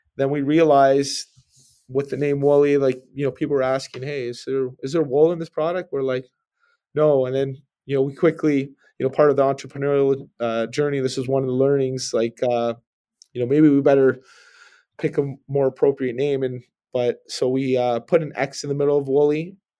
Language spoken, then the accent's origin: English; Brampton, Ontario, Canada; I just grew up in, uh, suburban Bramley, Ontario